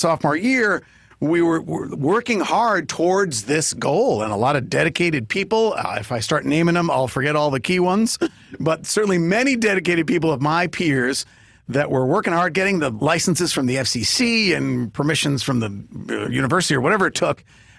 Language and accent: English; New York, United States; I grew up in New York